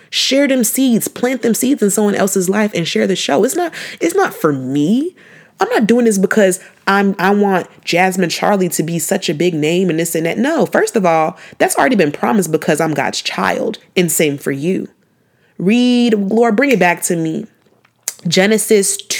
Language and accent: English; Nigeria; I'm Nigerian